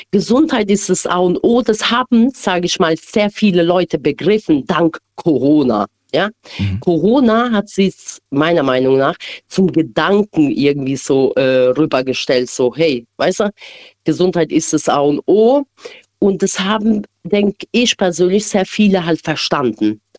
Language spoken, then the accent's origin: German; Kosovo; now in Germany; also ich bin ursprünglich aus dem Albanien, aus dem Kosovo, ne? Und dort hilft halt jeder jeden.